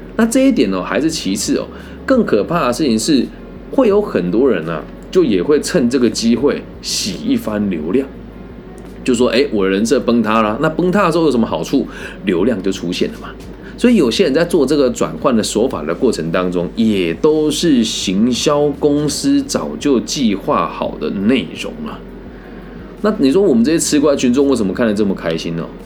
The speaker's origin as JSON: {"language": "Chinese", "country": "Taiwan", "said": "我们台湾人"}